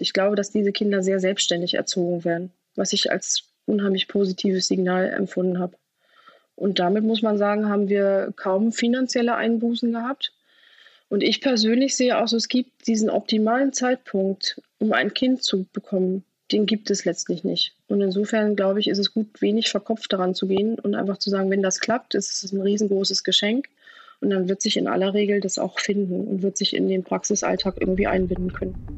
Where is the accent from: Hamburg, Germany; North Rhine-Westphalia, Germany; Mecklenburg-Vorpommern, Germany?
Mecklenburg-Vorpommern, Germany; Rostock; Ich komme aus Rostock, bin also eine gebürtige Mecklenburg-Vorpommerin